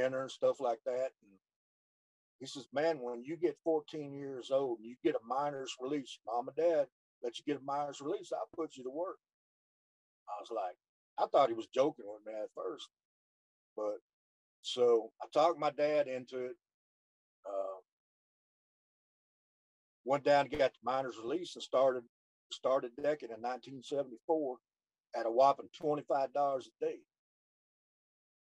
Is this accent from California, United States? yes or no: no; Houston, Texas, United States; also born or lived in Channelview, Texas; I grew up Channel View, Texas, and born and raised in Houston. I lived there almost all my life